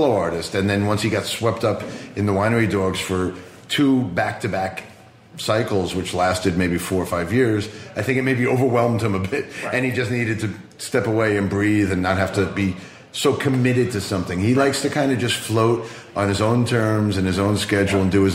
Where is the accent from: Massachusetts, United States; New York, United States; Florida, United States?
New York, United States; Long Island; I grew up on Long Island, New York, in the late 70s and 80s